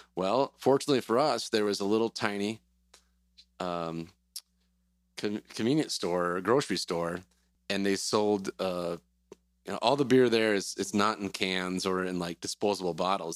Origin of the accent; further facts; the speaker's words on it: Wisconsin, United States; moved away as an adult; also born or lived in Cedar Rapids, Iowa / Pella, Iowa; I'm from Wisconsin originally. Went to school in UW Platteville